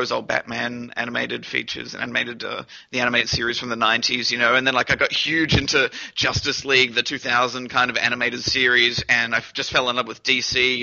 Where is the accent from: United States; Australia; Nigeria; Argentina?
Australia; Brisbane, Queensland; also born or lived in New Zealand / Toowoomba, Queensland; I was born in New Zealand, and I moved to Brisbane when I was about 5 or 6